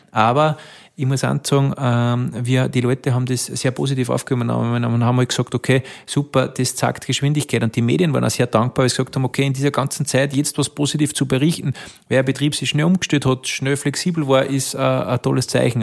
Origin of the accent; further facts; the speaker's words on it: Alberndorf, Upper Austria, Austria; einen sehr traditionellen ländlichen Ort groß geworden da, in Alberndorf